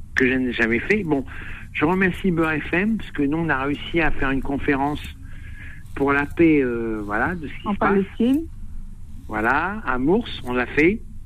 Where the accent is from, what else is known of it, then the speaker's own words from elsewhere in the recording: northern France, France; now in Drôme, France; je sais d'où je viens, du nord de la France, mhm. j'habite dans la Drôme